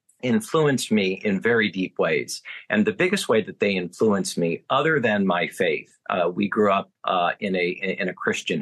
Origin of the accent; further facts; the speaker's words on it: Fort Wayne, Indiana, United States; moved away; my hometown, Fort Wayne, Indiana, which I love and adore